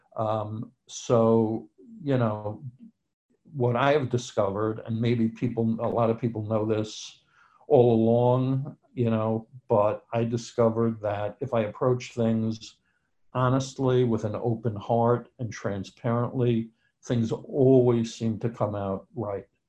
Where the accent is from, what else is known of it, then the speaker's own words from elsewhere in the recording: New York, United States; I'm from New York, and that's where I was living at the time